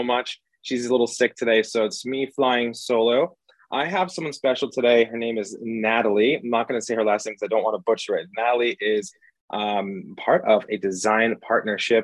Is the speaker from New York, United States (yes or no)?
yes; New York, United States; now in Los Angeles, United States; I'm from New York, grew up, raised in New York, and I live in Los Angeles right now.